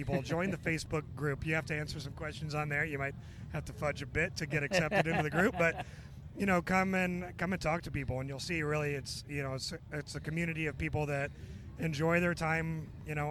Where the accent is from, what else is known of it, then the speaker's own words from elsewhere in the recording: Chicago, Illinois, United States; moved away; I grew up in Chicago